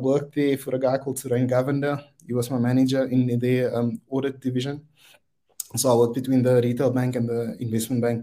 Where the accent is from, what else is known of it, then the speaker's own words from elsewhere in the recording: Wellington, Western Cape, South Africa; I'm from Wellington, out in the Boland. I was born and bred there and went to the local high school there